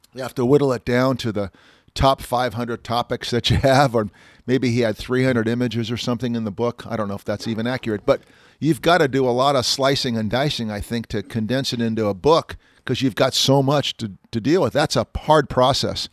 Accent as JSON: {"language": "English", "town": "Walnut Creek", "region": "California", "country": "United States", "tie": "born or raised there", "said": "Walnut Creek, by the way, my hometown"}